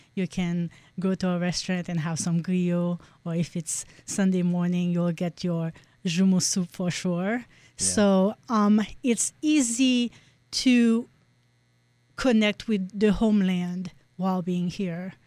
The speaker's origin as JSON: {"language": "English", "country": "Haiti", "tie": "born or raised there", "moved": "as an adult", "lives_now": "United States", "said": "growing up in Haiti"}